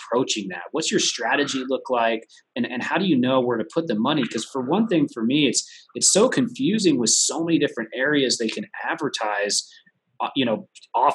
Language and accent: English; San Diego, California, United States; I'm from San Diego